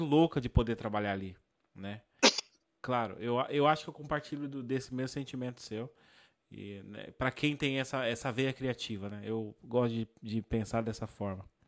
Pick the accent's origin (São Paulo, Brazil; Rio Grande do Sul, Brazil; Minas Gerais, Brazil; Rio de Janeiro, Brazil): São Paulo, Brazil; eu sou de São Paulo, né, capital